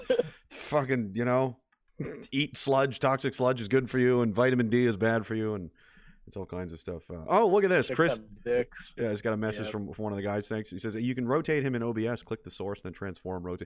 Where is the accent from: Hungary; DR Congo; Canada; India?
Canada; Nova Scotia; moved away; I'm from Nova Scotia originally